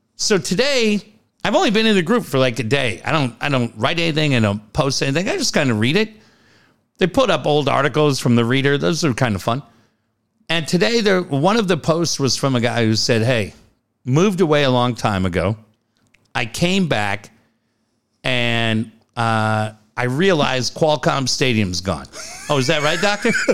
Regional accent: Cardiff, California, United States; We grew up in Cardiff. We grew up on this street called King's Cross Drive.

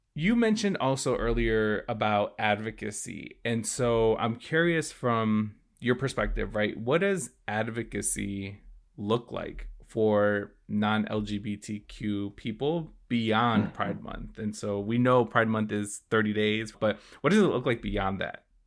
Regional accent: Chicago, Illinois, United States; also born or lived in Connecticut; I grew up in Chicago

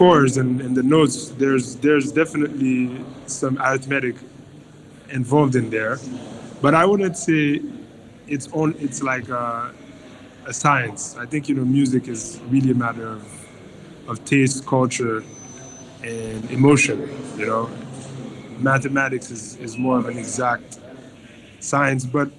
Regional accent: Haiti; growing up in Haiti, which is an island in the middle

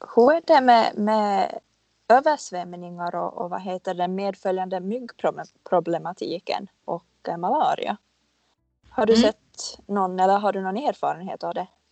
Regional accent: Finland; now in Stockholm, Sweden; jag är en finlandssvensk marknadsförare slash innehållsskapare som bor i Stockholm

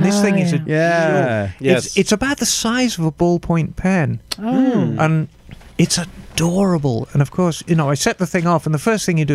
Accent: Birmingham, West Midlands, United Kingdom; moved away; I grew up in Birmingham in the 70s

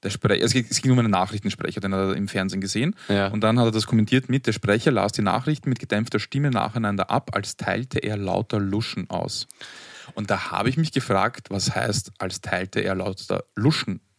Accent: Vienna, Austria; Wir kommen aus einem Arbeiterbezirk, aus Arbeitervierteln und haben entsprechenden, einen entsprechenden Sprachgebrauch und manchmal, um ähm, in anderen Situationen oder in anderen Kontexten nicht zu sehr den Floridsdorfer oder wo auch immer man herkommt äh, heraushängen zu lassen

